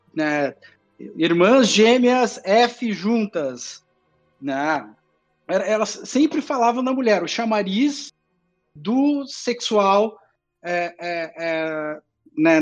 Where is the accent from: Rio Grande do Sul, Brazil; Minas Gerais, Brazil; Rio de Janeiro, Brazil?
Rio Grande do Sul, Brazil; Porto Alegre; uma cidade do lado de Porto Alegre, onde eu cresci